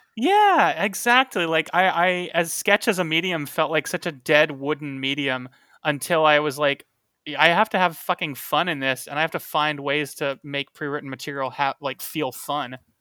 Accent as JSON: {"language": "English", "town": "Tucson", "region": "Arizona", "country": "United States", "tie": "born or raised there", "said": "Tucson, which is my hometown"}